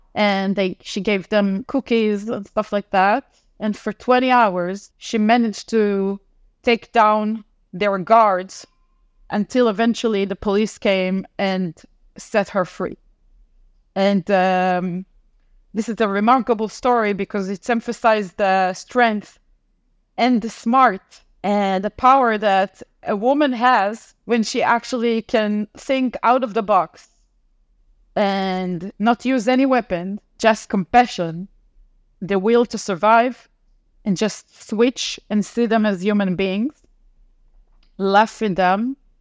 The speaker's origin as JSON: {"language": "English", "town": "Tel Aviv", "region": "Tel Aviv District", "country": "Israel", "also_born_or_lived": "United States", "said": "I'm from Tel Aviv, uh, Israel"}